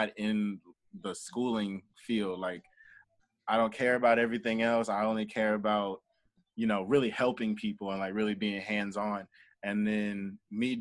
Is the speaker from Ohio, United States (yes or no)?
yes; Columbus, Ohio, United States; moved away as an adult; also born or lived in Pittsburgh, Pennsylvania; now in Nashville, United States; So I was born in Columbus, Ohio. And so I was born in Columbus, Ohio, and then I lived in Pittsburgh, Pennsylvania for like a couple years, like elementary to middle school. And then I moved back to Columbus.